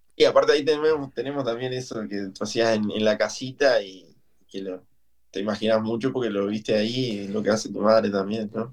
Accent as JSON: {"language": "Spanish", "town": "Lascano", "region": "Rocha", "country": "Uruguay", "moved": "as an adult", "lives_now": "Montevideo, Uruguay", "said": "Y me vine para Montevideo, soy de Lascano, vine a Montevideo a estudiar"}